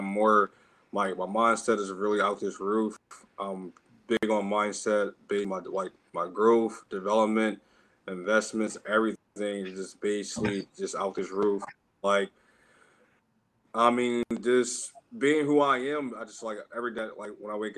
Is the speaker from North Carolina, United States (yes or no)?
no; Philadelphia, Pennsylvania, United States; I grew up in Philadelphia. Born and raised, I had like a rough background